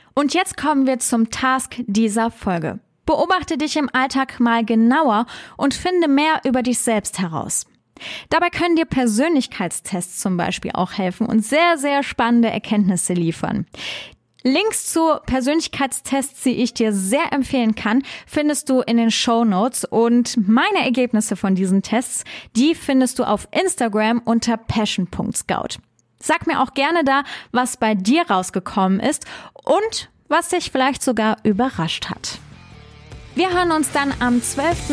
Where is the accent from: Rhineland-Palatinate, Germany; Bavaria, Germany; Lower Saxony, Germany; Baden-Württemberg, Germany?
Rhineland-Palatinate, Germany; Trier; habe meine Heimatstadt Trier so geliebt